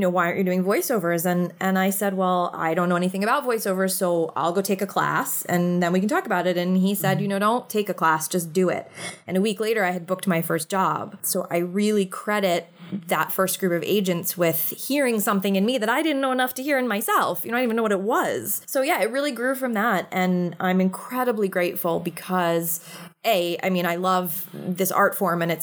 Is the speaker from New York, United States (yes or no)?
yes; New York City, New York, United States; I'm a born and raised New York City kid. I actually grew up in the heart of the city.